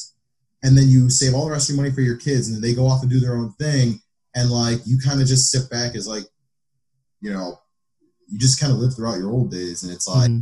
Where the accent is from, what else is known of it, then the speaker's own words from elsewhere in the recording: United States; I'm American first, and I guess I'm Arab second